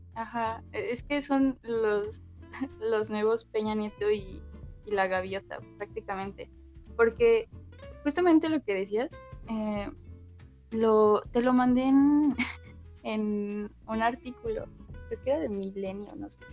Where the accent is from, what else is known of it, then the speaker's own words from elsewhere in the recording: Toluca, State of Mexico, Mexico; soy de Toluca, de el lugar del chorizo verde